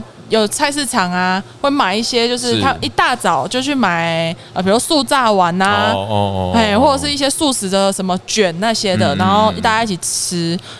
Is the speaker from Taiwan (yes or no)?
yes; Kaohsiung, Taiwan; 对，我是高雄人。